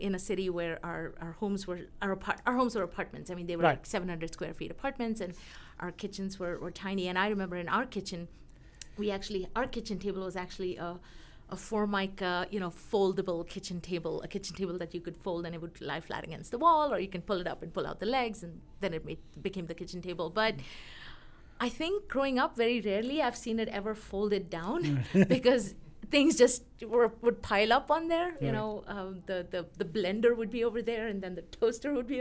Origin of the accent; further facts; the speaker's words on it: Mumbai, Maharashtra, India; moved away as an adult; also born or lived in Pittsburgh; now in Colorado, United States; back when we grew up in Mumbai